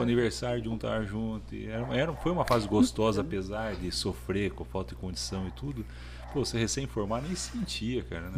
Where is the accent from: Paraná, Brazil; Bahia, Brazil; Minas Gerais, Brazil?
Paraná, Brazil; moved away as an adult; also born or lived in Curitiba; now in Palmas, Brazil; sou do Paraná. Eu formei em Curitiba e vim para cá